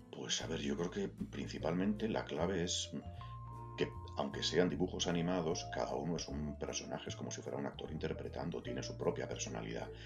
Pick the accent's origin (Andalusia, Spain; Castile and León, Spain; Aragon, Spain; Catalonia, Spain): Castile and León, Spain; Valladolid; moved away as an adult; now in Madrid, Spain; yo nací en Madrid, de pequeñito nos trasladamos a Valladolid, me crié allí, estudié allí